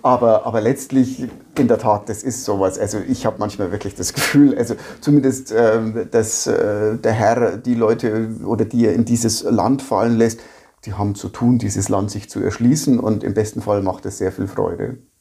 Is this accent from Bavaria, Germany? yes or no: yes; Bavaria, Germany